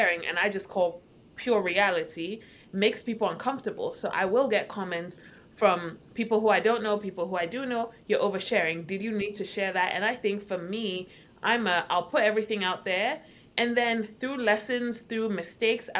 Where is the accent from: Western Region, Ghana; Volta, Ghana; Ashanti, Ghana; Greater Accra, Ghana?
Greater Accra, Ghana; Accra; moved away as an adult; now in United States; born and raised in Accra, Ghana. Moved to the States a couple years ago and by a couple, I mean like 14.